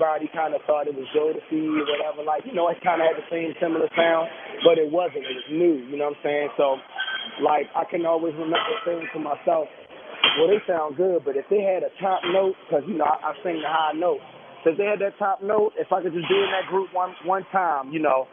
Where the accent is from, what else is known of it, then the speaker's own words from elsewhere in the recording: Annapolis, Maryland, United States; I'm from Annapolis, Maryland